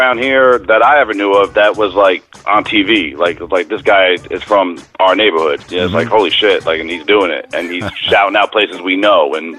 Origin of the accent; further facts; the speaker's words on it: Yonkers, New York, United States; I grew up on the Yonkers-Woodlawn border, like Southeast Yonkers, which borders on Woodlawn and the east end of the Bronx.